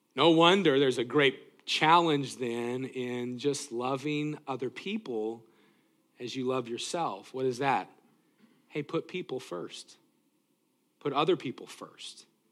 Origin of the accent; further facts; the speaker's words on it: Greeley, Colorado, United States; moved away; also born or lived in Tacoma, Washington; growing up in Greeley, Colorado